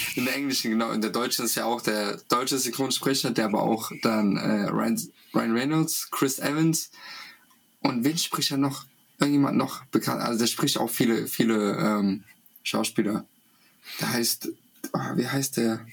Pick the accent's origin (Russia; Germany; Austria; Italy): Russia; moved away; als Kind in Russland